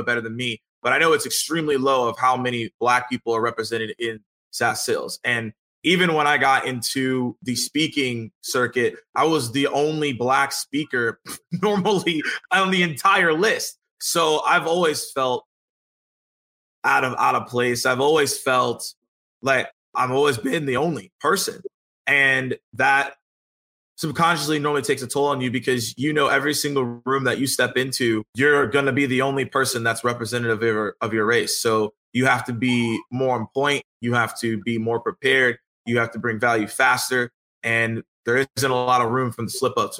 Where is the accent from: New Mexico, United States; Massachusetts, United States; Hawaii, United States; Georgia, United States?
Georgia, United States; Atlanta; I'm from Atlanta, so ATL, born and raised.